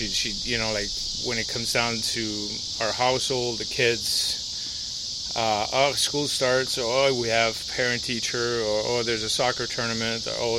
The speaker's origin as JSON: {"language": "English", "town": "Montreal", "region": "Quebec", "country": "Canada", "tie": "born or raised there", "second_language": "English", "moved": "as an adult", "lives_now": "United States", "said": "Well, I grew up in Canada, right? So I grew up in Montreal. My parents still live in the house that we grew up in."}